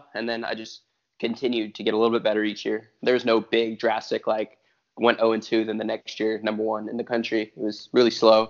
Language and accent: English; California, United States; born there; also born or lived in Arizona; Yeah, I was born in California. I started wrestling in Arizona.